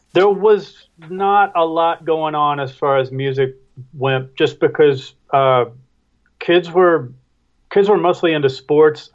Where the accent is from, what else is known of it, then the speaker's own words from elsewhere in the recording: Kennett, Missouri, United States; I come from a small town called Kennett, Missouri, which is just across and up the Mississippi River sure. from Memphis